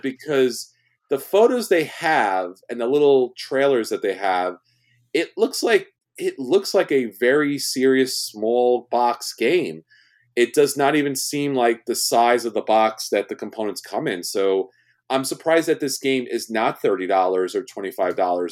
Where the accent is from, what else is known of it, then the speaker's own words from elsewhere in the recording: New York, United States; I'm from New York and I'm Italian